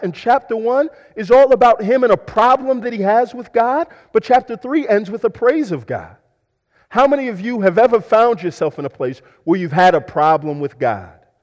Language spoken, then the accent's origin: English; Houston, Texas, United States; I'm from Houston, uh, but I'm also a Houston Texans fan because I'm from Houston.